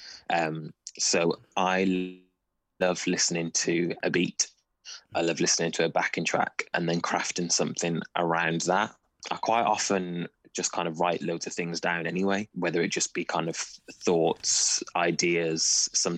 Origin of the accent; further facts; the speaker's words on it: Wolverhampton, West Midlands, United Kingdom; So I grew up in Wolverhampton